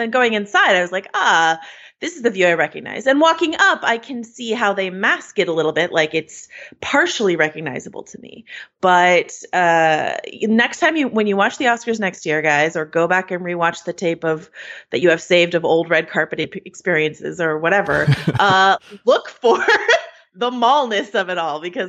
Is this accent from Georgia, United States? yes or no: no; Bay Area, California, United States; I'm from the Bay Area. I know Palo Alto.